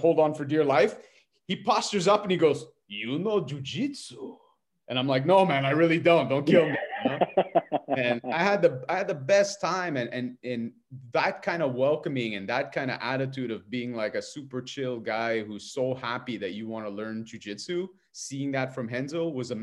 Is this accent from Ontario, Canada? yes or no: no; Montreal, Quebec, Canada; I'm from Montreal